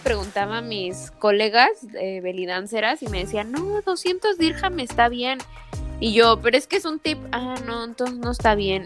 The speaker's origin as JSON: {"language": "Spanish", "country": "Mexico", "moved": "as an adult", "lives_now": "Dubai, United Arab Emirates"}